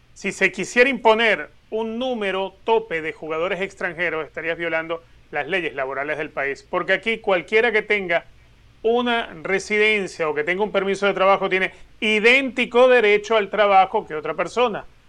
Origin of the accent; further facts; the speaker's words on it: Venezuela; now in United States; Yo nací en Venezuela y hoy en día soy americano